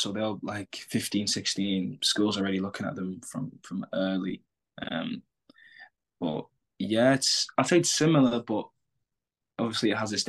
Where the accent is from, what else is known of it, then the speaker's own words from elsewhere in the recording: England, United Kingdom; now in United States; So kids are coming the same way I come from England, the same way a winger's coming from France